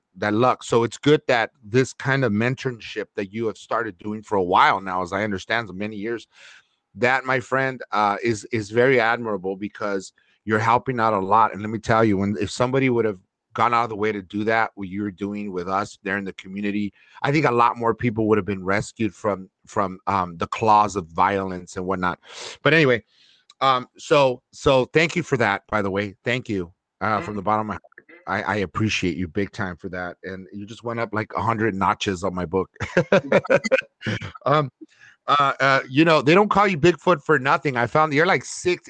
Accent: Los Angeles, California, United States; I grew up in Northeast LA, it's the East LA area, and it was government subsidized apartments

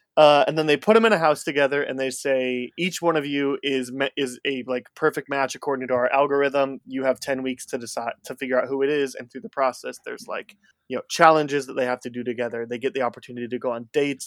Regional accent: outside Chicago, Illinois, United States; I grew up just outside Chicago

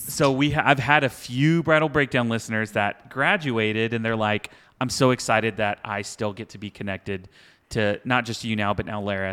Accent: Houston, Texas, United States; I grew up in Houston, like, two-stepping

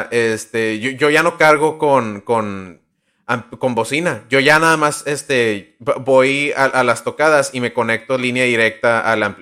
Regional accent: Laredo, Texas, United States; No, este, nací aquí, pero mi familia es de Nuevo Laredo. Entonces, este, pues yo me crié en, la frontera

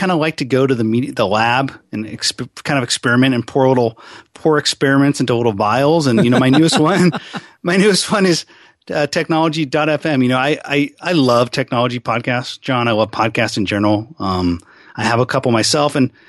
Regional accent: Seattle, Washington, United States; also born or lived in California / Arizona; I'm a pretty much lifelong Seattle guy. I mean, I grew up, I was born in California, but I always say wherever you go to high school is where you're from.

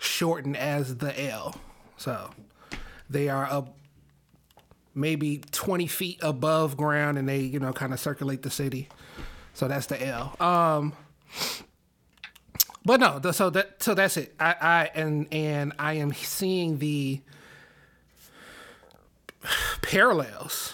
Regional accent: Chicago, Illinois, United States; As a Chicagoan

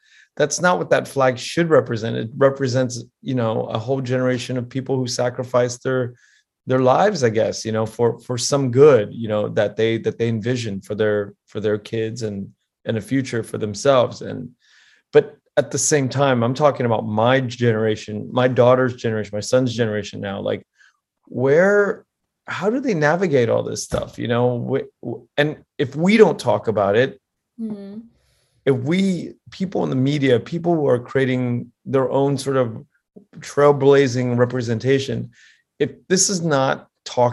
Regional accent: Pennsylvania, United States; born on the East Coast. I was born in Pennsylvania, had a wonderful childhood

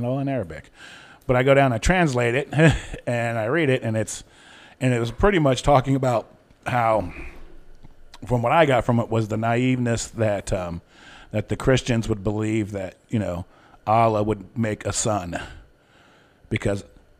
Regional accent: New York City, New York, United States; Hey, I'm from New York City. That's right.

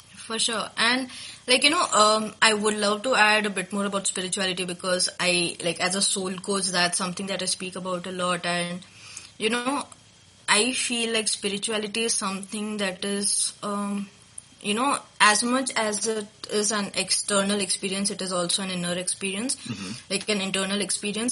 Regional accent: Nagpur, Maharashtra, India; also born or lived in Karnataka; now in Hyderabad, India; I was born and brought up in Nagpur, which is in Maharashtra, but right now I'm living in Hyderabad

